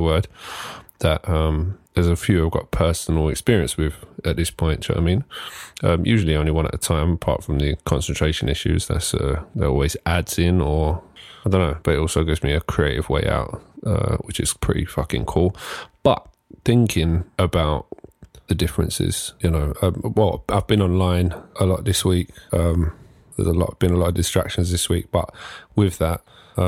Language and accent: English; Ilford, London, United Kingdom; growing up in Ilford, which is sort of a 98% Asian area.